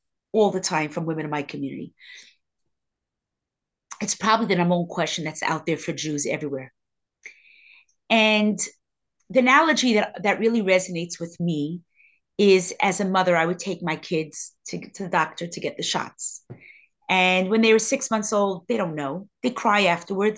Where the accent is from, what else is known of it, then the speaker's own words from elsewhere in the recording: New York City, New York, United States; I grew up in Crown Heights